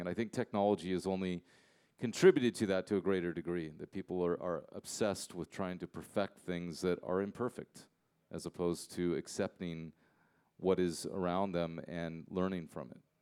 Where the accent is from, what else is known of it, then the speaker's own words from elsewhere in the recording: United States; I'm I'm American. I'm an English speaker